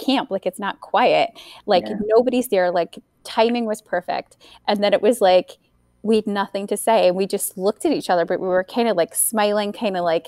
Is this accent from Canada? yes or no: no; Scotland, United Kingdom; moved away; I was the only, like, one of two Scottish people on camp, right, in 2001